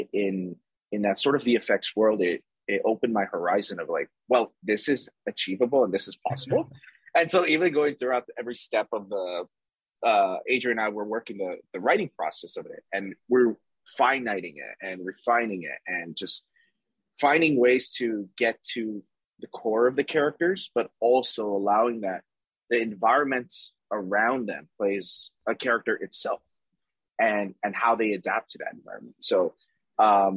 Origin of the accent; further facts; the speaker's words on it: Toronto, Ontario, Canada; we're from Toronto, Canada